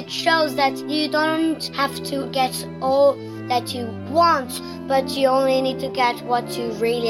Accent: Italy; I'm from Italy.

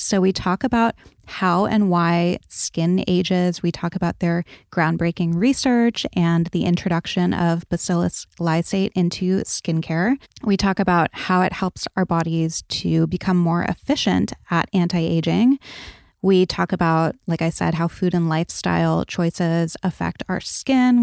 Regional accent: New England, United States; growing up in New England especially, we were in the tanning booth every day

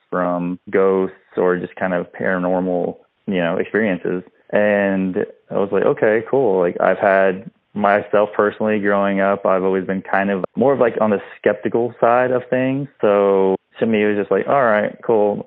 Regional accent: Midland, Texas, United States; moved away as an adult; now in San Antonio, United States; we're from West Texas. I'm from Midland, Texas

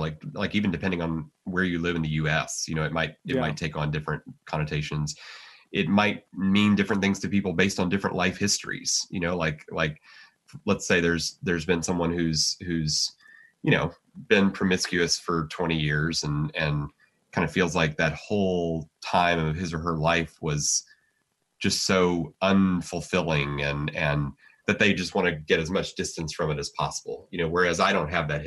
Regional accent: United States; I'm an American, and you know, I mean, being an American matters to me

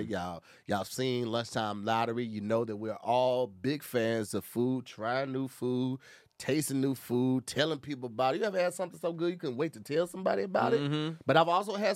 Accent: Midwest, United States; moved away; come from the Midwest

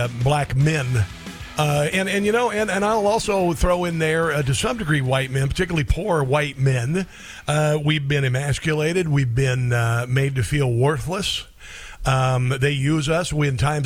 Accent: Iowa, United States; I grew up in Iowa

